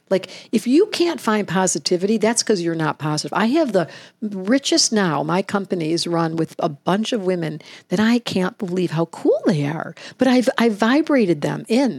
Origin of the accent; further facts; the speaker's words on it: Detroit, Michigan, United States; now in Hawaii, United States; I grew up in Detroit